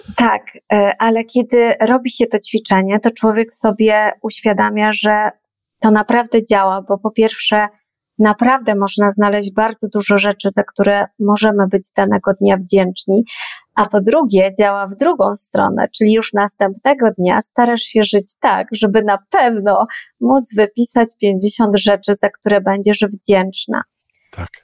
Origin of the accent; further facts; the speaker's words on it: Poland; urodziłam się w Polsce, wychowywana też byłam tutaj